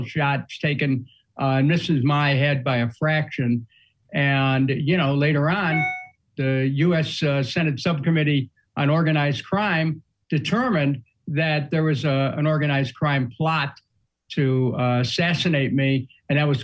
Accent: Ohio, United States; I'm from Ohio, but I got a little bit of that Yankee

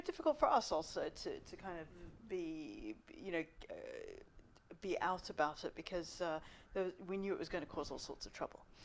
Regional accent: South Africa; now in London, United Kingdom; I'm Indian, uh, South African, Muslim background

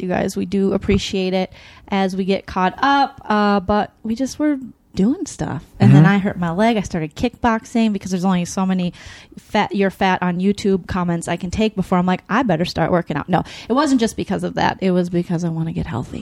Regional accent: Midwest, United States; I'm from the Midwest.

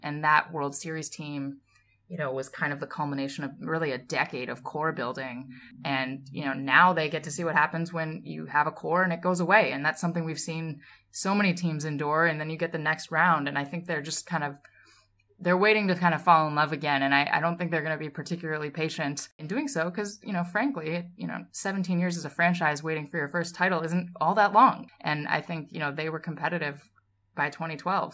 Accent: Massachusetts, United States; I grew up in Massachusetts

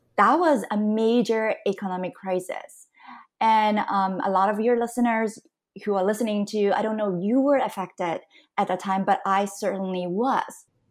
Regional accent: Canada; moved away as an adult; also born or lived in Hong Kong / United States / Singapore; now in Taiwan; I was born in Hong Kong. I grew up in Canada

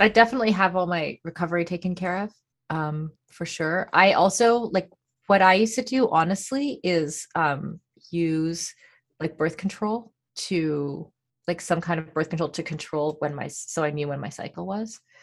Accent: Canada; I'm Canadian

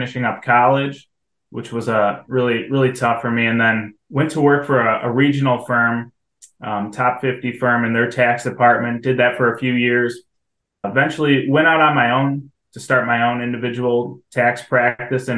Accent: Webster, New York, United States; I grew up in Webster. Went to Webster Thomas High School.

